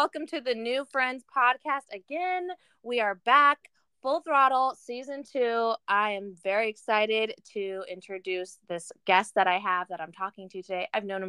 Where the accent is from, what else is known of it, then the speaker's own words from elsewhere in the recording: Hayward, California, United States; I grew up in the Portuguese community, it was so small because my parents just went to where the Hayward Halls